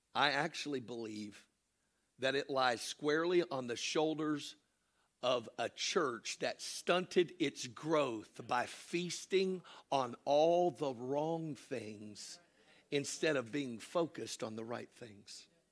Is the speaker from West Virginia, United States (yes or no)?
no; Florida, United States; also born or lived in Cartersville, Georgia; Our home was Florida